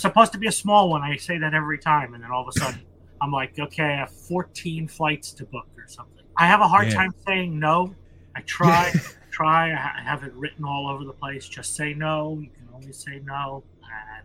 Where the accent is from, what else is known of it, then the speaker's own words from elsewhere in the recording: United States; as an American